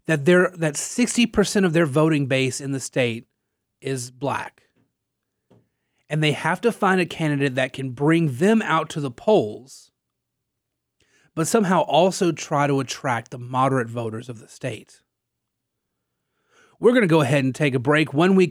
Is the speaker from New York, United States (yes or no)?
no; Natchitoches, Louisiana, United States; You know, I'm from North Central Louisiana, from Natchitoches.